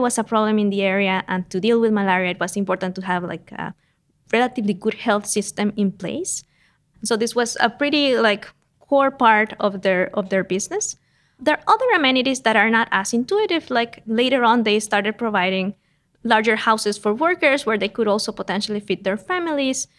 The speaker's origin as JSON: {"language": "English", "region": "San José", "country": "Costa Rica", "tie": "born or raised there", "moved": "as an adult", "lives_now": "United States", "said": "I am Costa Rican. I grew up in San Jose, that is uh, the capital of Costa"}